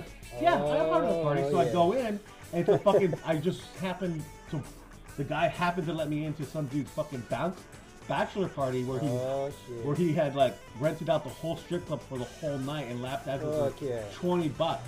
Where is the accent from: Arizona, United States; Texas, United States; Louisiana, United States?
Arizona, United States; moved away; I grew up in Arizona